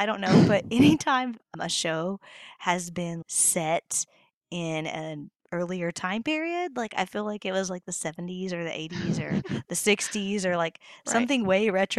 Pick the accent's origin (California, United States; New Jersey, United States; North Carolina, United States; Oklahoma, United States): Oklahoma, United States; also born or lived in Tulsa; And I'm from Oklahoma.